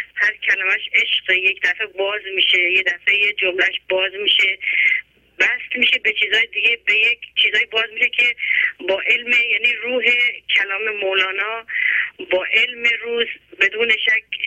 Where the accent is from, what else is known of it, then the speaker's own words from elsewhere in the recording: Iran; ما که ایرانی هستیم